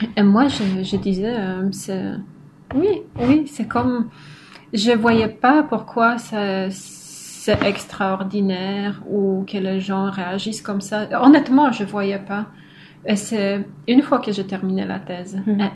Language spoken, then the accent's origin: French; Kartuzy, Pomeranian Voivodeship, Poland; French is a second language; moved away as an adult; also born or lived in Poznań / France; now in Montreal, Canada; je viens du nord de la Pologne, d'une petite ville de 20 000 habitants qui s'appelle Kartuzy